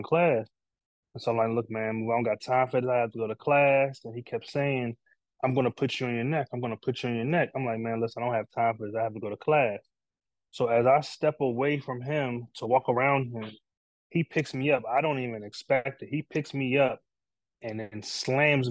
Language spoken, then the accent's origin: English; Takoma Park, Maryland, United States; I grew up in Tacoma Park, Maryland, in Montgomery County